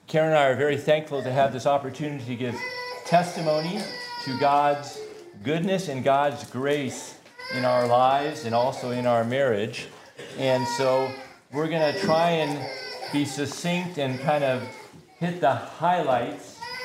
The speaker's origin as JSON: {"language": "English", "town": "Tacoma", "region": "Washington", "country": "United States", "tie": "born or raised there", "also_born_or_lived": "St. Maries, Idaho / Leavenworth, Washington", "said": "That's where I grew up in Tacoma."}